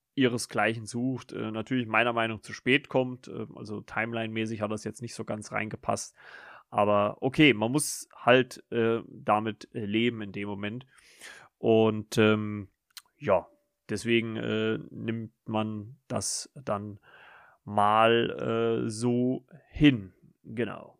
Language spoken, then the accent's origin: German; Germany; wir, äh, ja, Deutschen